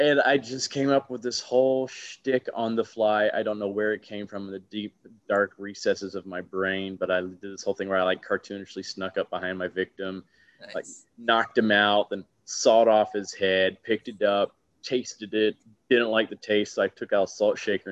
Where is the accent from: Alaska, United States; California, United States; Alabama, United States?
Alabama, United States; Huntsville; now in New York, United States; I grew up in Alabama